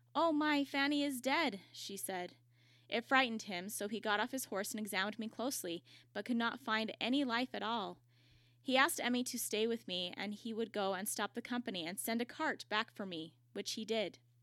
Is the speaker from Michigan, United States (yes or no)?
no; Utah, United States; I'm from Utah